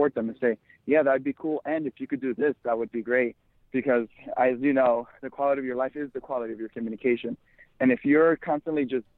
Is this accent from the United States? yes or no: no; Dominican Republic; moved away; I was born in the Dominican Republic, and we weren't very well off